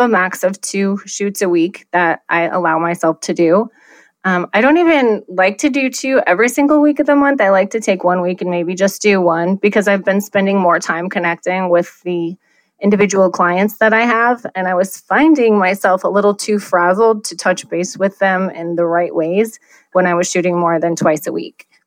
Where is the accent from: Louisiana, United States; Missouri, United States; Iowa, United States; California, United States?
Iowa, United States; now in Scottsdale, United States; So I have lived in Scottsdale for 20 years, but I'm originally from Iowa.